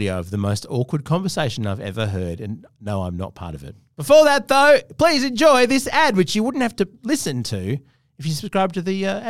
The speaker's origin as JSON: {"language": "English", "country": "United Kingdom", "said": "I mean, I'm British."}